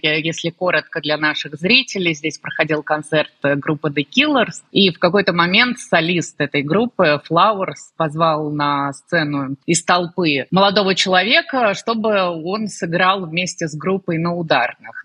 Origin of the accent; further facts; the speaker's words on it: Russia; moved away as an adult; now in Georgia; я из России, я русская